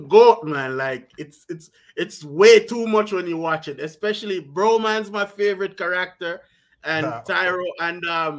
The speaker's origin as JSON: {"language": "English", "country": "Jamaica", "said": "I'm Jamaican, you know, so our lingo doesn't even have any of those."}